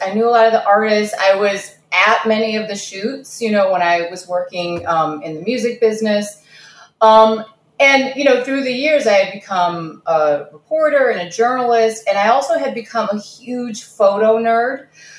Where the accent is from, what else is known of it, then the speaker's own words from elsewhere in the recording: Kazakhstan; born there; I was born in Kazakhstan, so I don't know what you're talking about.